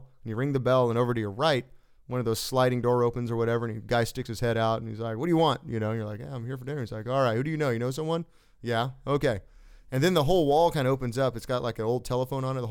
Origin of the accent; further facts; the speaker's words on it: California, United States; being an American from California